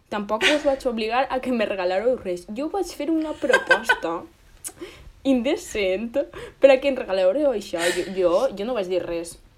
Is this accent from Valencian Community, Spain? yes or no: yes; Moixent, Valencian Community, Spain; nosaltres som de Moixent